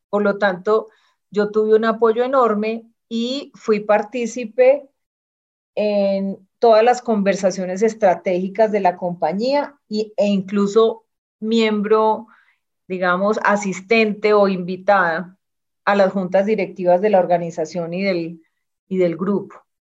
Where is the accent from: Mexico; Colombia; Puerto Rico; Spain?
Colombia; Medellín, Antioquia; yo nací en Medellín, tuve una infancia muy estimulante